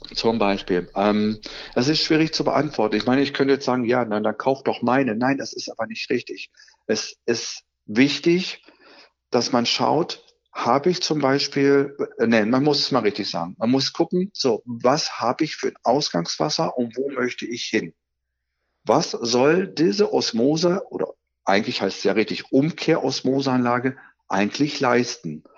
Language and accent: German; Soester Börde, North Rhine-Westphalia, Germany; moved away as an adult; now in Solingen, Germany; gebürtig komme ich eigentlich aus der Soester Börde, aber mich findet man mittlerweile seit 18 Jahren in Solingen